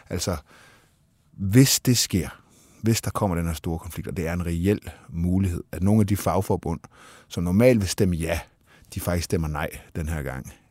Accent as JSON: {"language": "Danish", "country": "Denmark", "said": "sådan er vi danskere"}